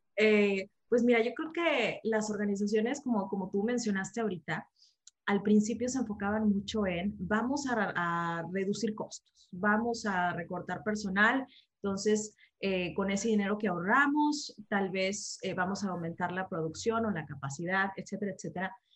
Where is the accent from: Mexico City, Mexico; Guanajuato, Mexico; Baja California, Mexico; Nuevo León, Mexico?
Nuevo León, Mexico; Monterrey; moved away as an adult; now in Canada; soy una regia de Monterrey, México, y ahorita estoy viviendo en Canadá